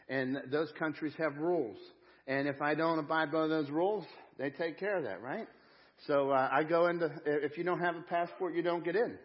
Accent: United States; I'm an American. Yeah, I have an American passport

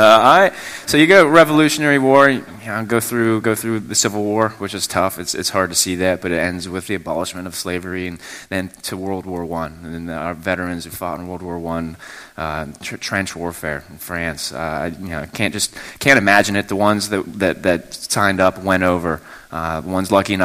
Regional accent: Mon Valley, Pennsylvania, United States; I grew up in the Mon Valley. I went to Bell Vernon area school, high school

